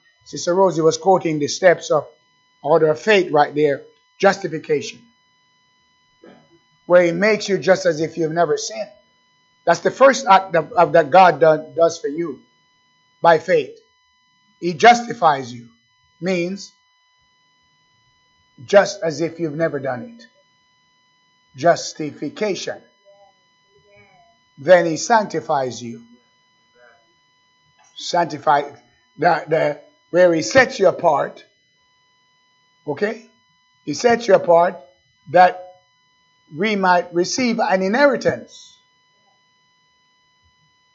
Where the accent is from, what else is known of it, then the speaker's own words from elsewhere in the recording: Jamaica; moved away; I was born in Jamaica, beautiful island.